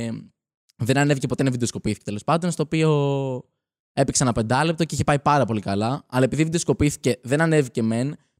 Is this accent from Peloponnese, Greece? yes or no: no; Athens, Attica, Greece; Μεγάλωσα στην Αθήνα. Ωραία. Γεννήθηκα εδώ πέρα.